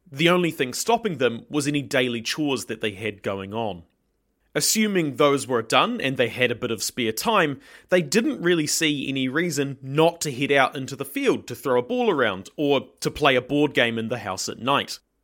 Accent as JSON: {"language": "English", "country": "New Zealand"}